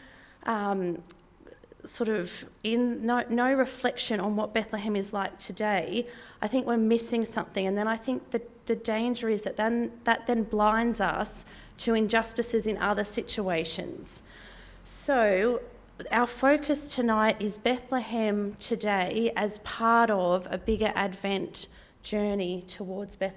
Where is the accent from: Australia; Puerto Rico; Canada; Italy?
Australia; I'm an Australian, middle class, white, not Palestinian, not Israeli, non-Indigenous person living on land that was never ceded